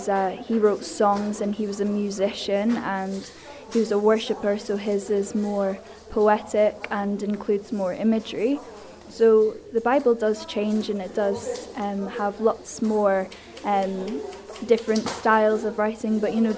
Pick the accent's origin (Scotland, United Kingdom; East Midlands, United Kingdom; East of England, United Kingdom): Scotland, United Kingdom; Edinburgh; now in Isle of Man; because I was from Edinburgh, a city just like Esther, but when I came here, I just admired the beaches.